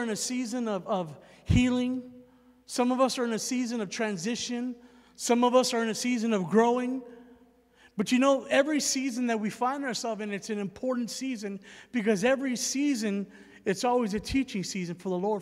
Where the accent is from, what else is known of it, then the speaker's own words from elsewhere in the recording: San Antonio, Texas, United States; moved away as an adult; also born or lived in Alabama; I was born and raised in San Antonio, Texas